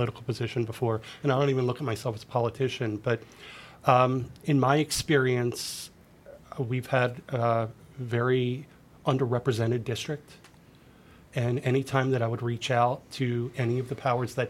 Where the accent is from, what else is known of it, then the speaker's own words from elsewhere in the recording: about an hour outside of Philadelphia, Pennsylvania, United States; moved away as an adult; now in Nashville, United States; I'm originally from Pennsylvania, about an hour outside of Philadelphia